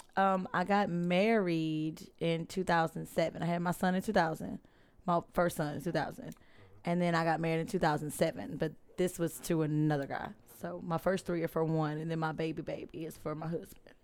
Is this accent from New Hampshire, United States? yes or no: no; Alexandria, Louisiana, United States; also born or lived in England Air Force Base; Born in Alexandria.